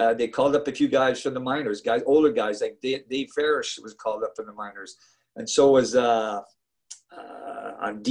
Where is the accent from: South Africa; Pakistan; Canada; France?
Canada; Montreal, Quebec; moved away as an adult; I'm from Montreal and my team's the Montreal Canadiens